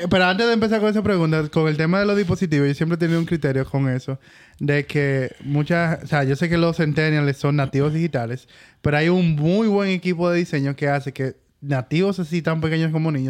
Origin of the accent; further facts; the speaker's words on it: Chile; Yo, no, yo soy chileno, lo acabo de decir.